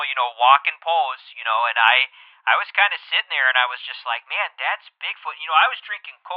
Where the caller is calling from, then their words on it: Rhinelander, Wisconsin, United States; from, uh, I'm from Rhinelander, Wisconsin.